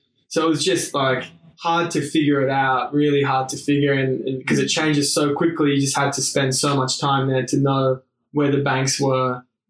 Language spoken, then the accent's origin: English; Sydney, New South Wales, Australia; living in Bondi. I mean, I sort of grew up here